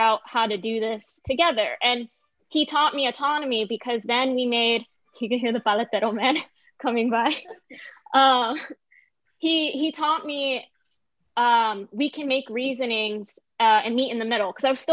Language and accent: English; Orlando, Florida, United States; also born or lived in Lake Mary, Florida; now in Los Angeles, United States; I was very privileged where I grew up in Orlando